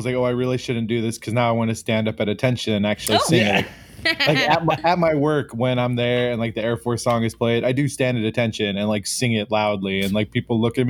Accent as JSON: {"language": "English", "region": "California", "country": "United States", "moved": "as an adult", "said": "I'm being from California"}